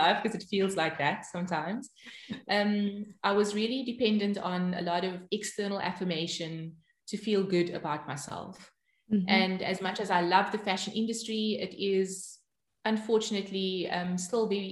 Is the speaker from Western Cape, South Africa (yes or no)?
yes; Cape Town, Western Cape, South Africa; moved away as an adult; now in Arnhem, Netherlands; I grew up in Cape Town, born and bred in Cape Town